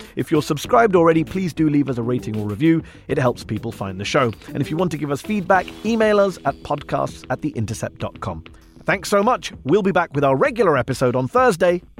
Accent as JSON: {"language": "English", "country": "United Kingdom", "moved": "yes", "lives_now": "United States", "said": "I'm a British immigrant living in the U S."}